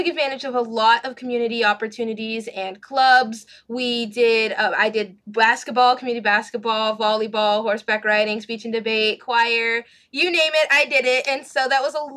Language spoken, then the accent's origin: English; Texas, United States; also born or lived in Los Angeles, California; I was born in Los Angeles, and we didn't move here to Texas until I was in second grade.